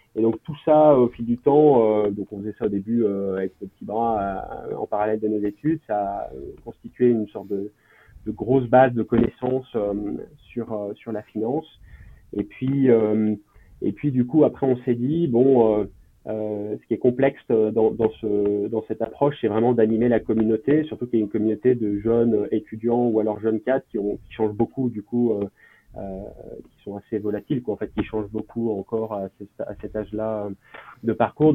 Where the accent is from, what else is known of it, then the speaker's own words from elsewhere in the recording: Lyon, Auvergne-Rhône-Alpes, France; je suis originaire de Lyon, où j'ai fait quasiment toute mon enfance